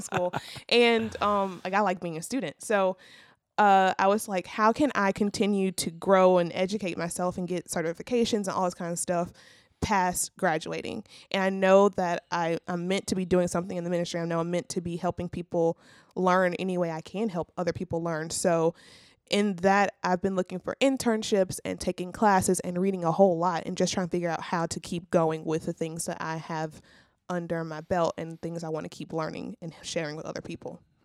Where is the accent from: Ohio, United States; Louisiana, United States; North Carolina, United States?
Louisiana, United States; Zachary; moved away as an adult; also born or lived in Alexandria, Louisiana; I'm from Zachary, Louisiana